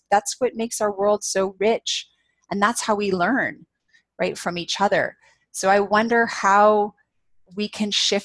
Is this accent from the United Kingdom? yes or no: no; Canada; as a Canadian